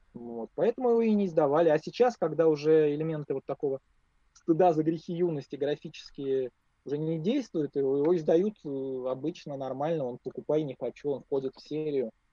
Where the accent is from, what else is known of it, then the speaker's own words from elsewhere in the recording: Moscow, Russia; я москвич